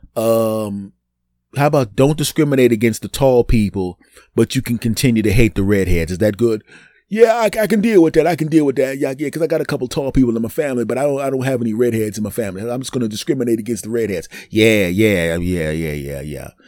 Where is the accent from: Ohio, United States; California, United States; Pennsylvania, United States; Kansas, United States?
Pennsylvania, United States; Philadelphia; my hometown team, the Eagles